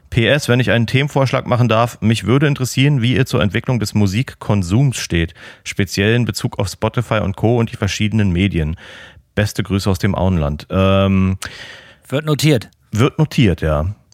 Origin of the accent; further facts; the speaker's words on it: Austria; Bei uns in Österreich heißt das einfach Gemma auf Hüsen.